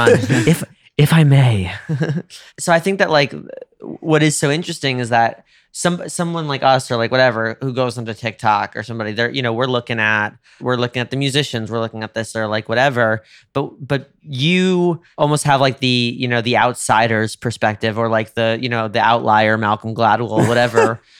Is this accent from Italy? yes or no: yes; Rome, Lazio, Italy; You know, as a as a Roman, same as a New Yorker, absolutely. It's our birthright.